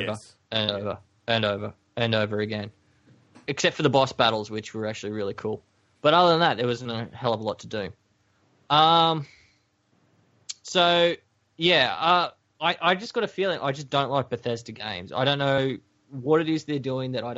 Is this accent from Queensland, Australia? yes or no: yes; Queensland, Australia; I'm from Queensland, yes. We're slow, we eat bananas, we're idiots.